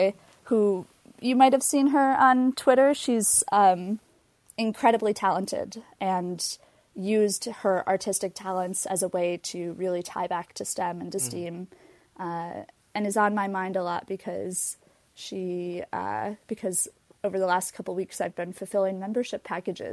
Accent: Minneapolis–Saint Paul, Minnesota, United States; I grew up in the Twin Cities

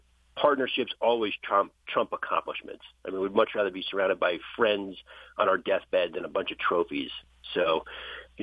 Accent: New Jersey, United States; I grew up in New Jersey.

